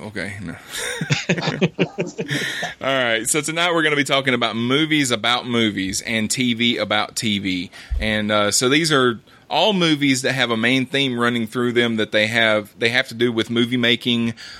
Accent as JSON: {"language": "English", "region": "Alabama", "country": "United States", "said": "I said picking because I'm from Alabama."}